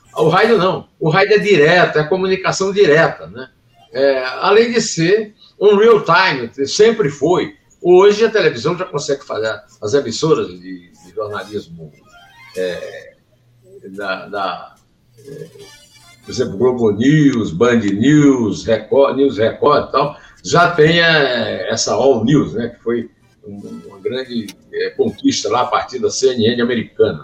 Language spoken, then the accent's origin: Portuguese; Uiraúna, Paraíba, Brazil; eu nasci em Iraúna, na verdade, o Rio do Peixe, que era fazenda o rio que não tem peixe, da fazenda do, do meu, meu, meus avós